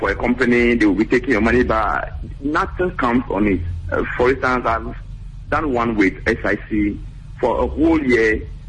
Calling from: Abidjan, Côte d’Ivoire; from Abidjan.

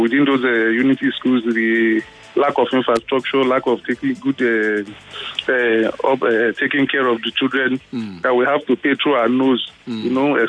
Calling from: Ojo, Lagos, Nigeria; from Ojo.

